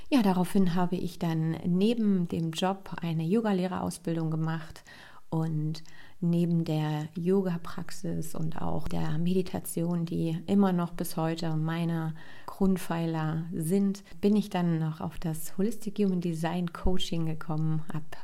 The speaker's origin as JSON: {"language": "German", "region": "Berlin", "country": "Germany", "tie": "born or raised there", "accent": "Berliner Schnauze", "lives_now": "Leipzig, Germany", "said": "ich bin 37 Jahre alt und komme aus dem wunderschönen Leipzig. Ich bin aufgewachsen im Speckmantel Berlin. Also wenn hier so ein bisschen Berliner Schnauze durchkommt, dann liegt das daran, dass da meine Wurzeln sind."}